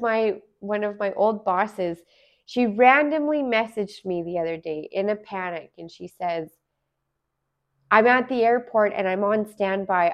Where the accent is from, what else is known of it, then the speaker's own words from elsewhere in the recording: Alberta, Canada; moved away as an adult; also born or lived in Smithers, British Columbia; now in Vancouver, Canada; I'm originally from Alberta. I was, I've lived in Alberta for many years.